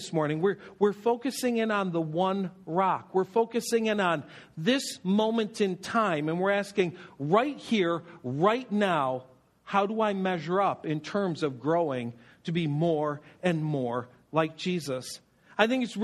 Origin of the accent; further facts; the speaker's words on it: Buffalo, New York, United States; I grew up in Buffalo, and so we spent time in Toronto